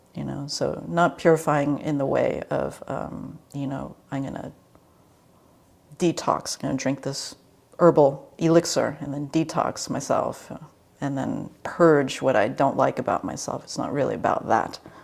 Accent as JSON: {"language": "English", "area": "D.C. Baltimore area", "region": "Maryland", "country": "United States", "tie": "born or raised there", "moved": "yes", "lives_now": "California, United States", "said": "I grew up in the East Coast in the D.C. Baltimore area"}